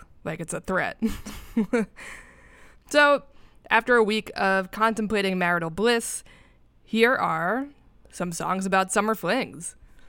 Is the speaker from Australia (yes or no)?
no; New York, United States; As a New Yorker